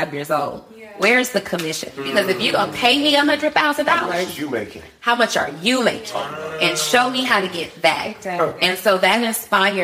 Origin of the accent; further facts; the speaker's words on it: College Park, Georgia, United States; also born or lived in New Orleans, Louisiana; born in New Orleans, moved to Atlanta as a small child with my mom. High school, I was raised in Atlanta